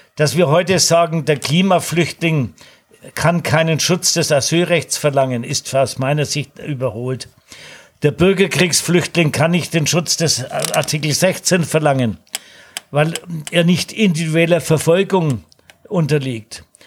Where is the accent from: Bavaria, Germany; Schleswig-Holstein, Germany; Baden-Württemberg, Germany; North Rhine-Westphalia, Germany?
Bavaria, Germany; Nuremberg; meiner Heimatstadt Nürnberg